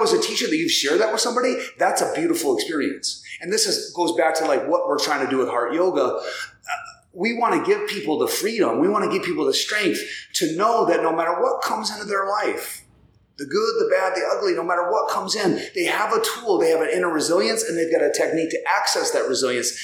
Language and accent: English; South Dakota, United States; moved away as an adult; now in Minneapolis, United States; I grew up in South Dakota, graduated high school in 1993.